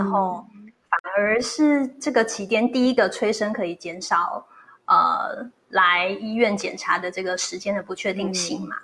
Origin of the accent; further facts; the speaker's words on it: Taiwan; 在我们台湾人的习俗